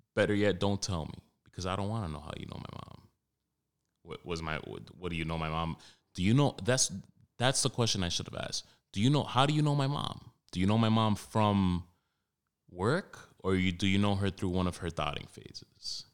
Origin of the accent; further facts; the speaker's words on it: New York City, New York, United States; growing up in Washington Heights, Harlem, more so Washington Heights